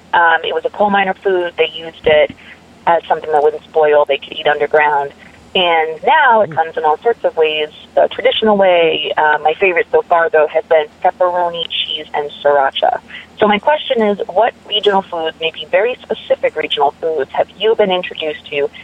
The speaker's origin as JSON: {"language": "English", "region": "Massachusetts", "country": "United States", "moved": "as an adult", "lives_now": "West Virginia, United States", "said": "I'm originally from Massachusetts, but about a year and a half ago, I moved to West Virginia"}